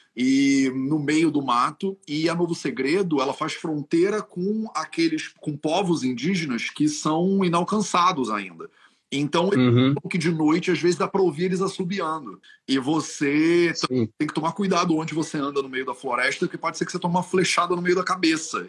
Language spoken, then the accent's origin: Portuguese; Brazil; moved away as an adult; also born or lived in Europe; Eu que sou brasileiro